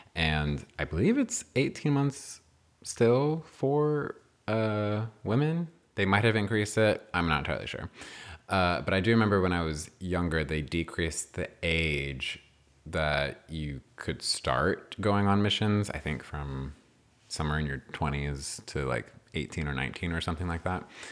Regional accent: New Mexico, United States; I was born and raised in New Mexico

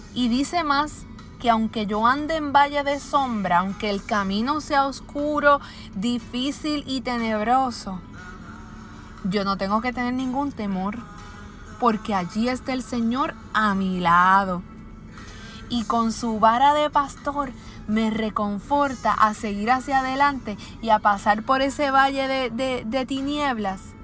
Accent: Puerto Rico; aquí en mi país, en Puerto Rico

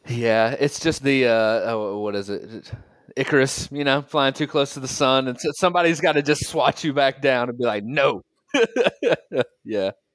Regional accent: United States; moved away as an adult; also born or lived in Colorado; now in Germany; I live in Germany now, Pat. I was, uh, I'm, I'm an American

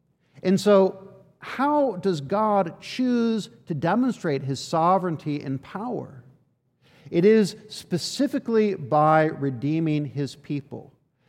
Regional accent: Washington, D.C. area, United States; I spent a big chunk of my life growing up outside of Washington, D.C., which is full of memorials

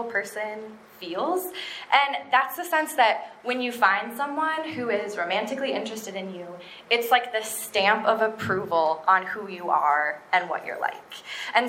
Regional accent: Minneapolis, Minnesota, United States; I am from Minneapolis.

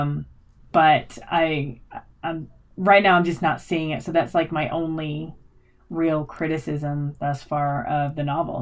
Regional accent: United States; I grew up in America

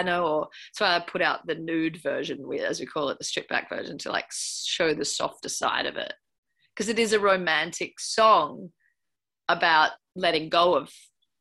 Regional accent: Byron Bay, New South Wales, Australia; I grew up partly in Byron Bay

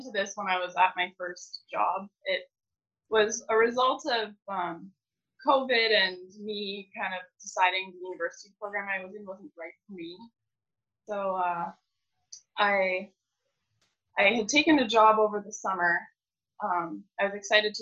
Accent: Belmont, Ontario, Canada; I'm from Belmont, Ontario. I grew up on a grain farm

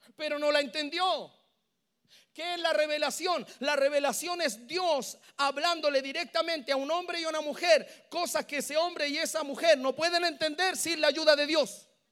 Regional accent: Santiago, Santiago Metropolitan Region, Chile; Yo vengo desde Chile

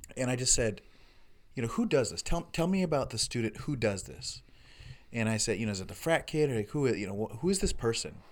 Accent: United States; as a American white person

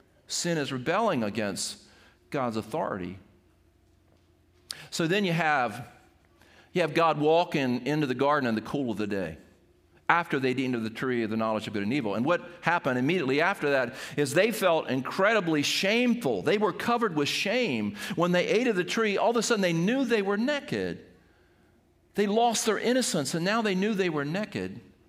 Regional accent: Seaford, United States; When I was a kid growing up, playing baseball in the backyard of where I grew up in Airport Road in Seaford

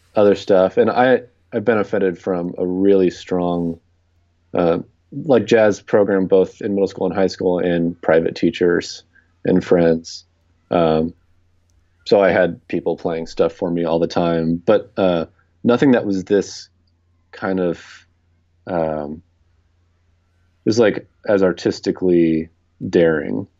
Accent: Southern California, United States; moved away as an adult; also born or lived in Rochester; now in New York City, United States; I grew up in Southern California

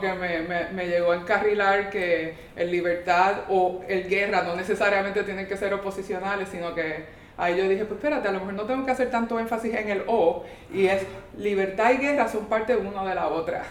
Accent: San Juan, Puerto Rico; moved away as an adult; also born or lived in Quebec, Canada; now in New York, United States; yo era santarricense. Ah. Este, yo, yo me, yo, o técnicamente del barrio Blondet, que es la coyuntura. Y, este, y, o sea, me crié ahí en Río Piedra

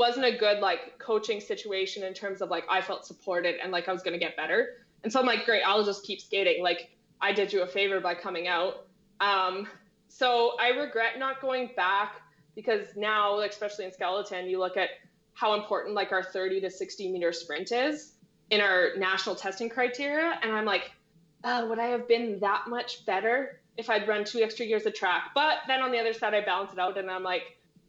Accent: Calgary, Alberta, Canada; I born and raised in Calgary.

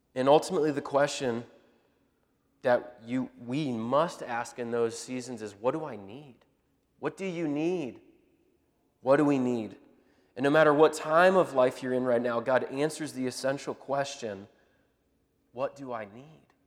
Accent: Indianapolis, Indiana, United States; we're from up in Indianapolis area

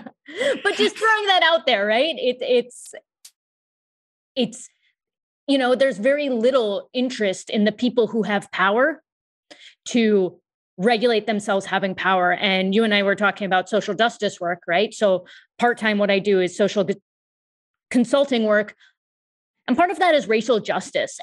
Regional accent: United States; I am of Indian descent. My parents were born in India and I was born in the U S

